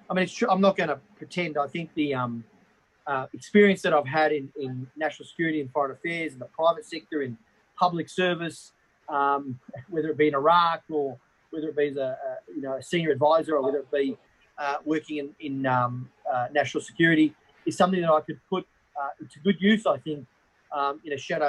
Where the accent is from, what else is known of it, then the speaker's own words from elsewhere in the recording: Australia; I'm an Australian member of parliament.